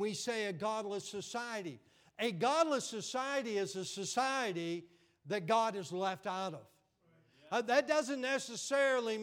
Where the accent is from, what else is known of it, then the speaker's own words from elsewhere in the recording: Pennsylvania and Western Virginia, United States; accent: Western Pennsylvania; moved away as an adult; also born or lived in Florida; I grew up in Pennsylvania and Western VA